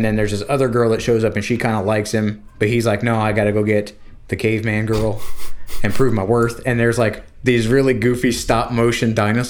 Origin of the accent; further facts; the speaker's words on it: Florida, United States; moved away; Because I'm from Florida